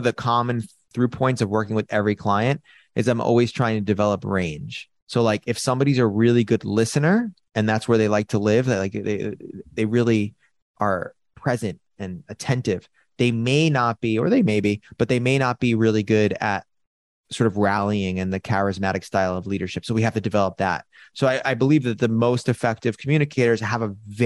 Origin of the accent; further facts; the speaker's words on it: New York City, New York, United States; I was born and raised in New York City